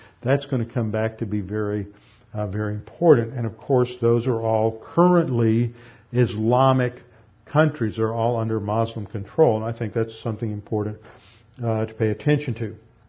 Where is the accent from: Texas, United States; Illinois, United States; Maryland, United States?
Texas, United States; Houston; I grew up over in Meyerland, and I went to high school and grew up with a lot of Jews